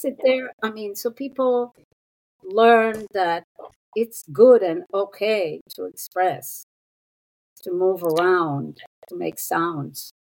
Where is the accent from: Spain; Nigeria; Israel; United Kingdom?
Israel; moved away as an adult; also born or lived in New York City; I was born and raised in Israel